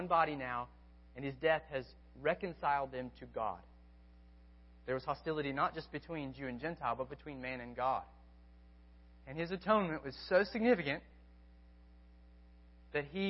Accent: United States; I'm still an American

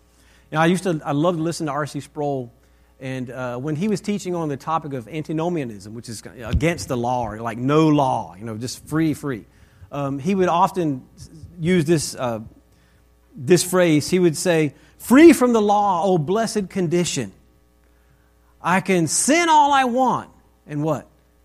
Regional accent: Texas, United States; So we came from Texas and we moved to Northern Virginia.

